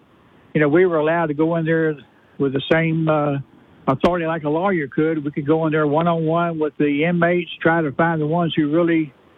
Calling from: Oil City, Louisiana, United States; Oil City.

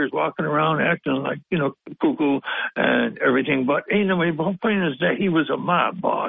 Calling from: Binghamton, New York, United States; Yes. The lovely First Ward.

